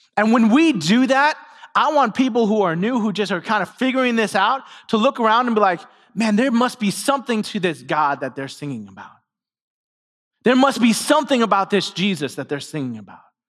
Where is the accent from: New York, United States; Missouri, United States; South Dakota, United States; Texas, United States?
New York, United States; New York City; moved away; I grew up in New York City